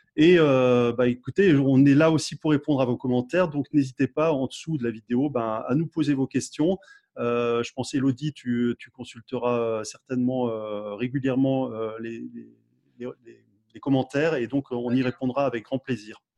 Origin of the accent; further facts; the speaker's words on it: France; chez nous en France